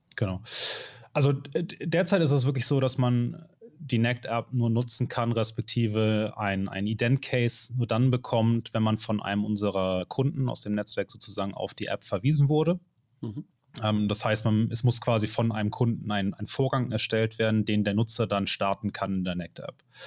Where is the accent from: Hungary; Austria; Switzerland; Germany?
Germany; Hamburg; ich komme aus Hamburg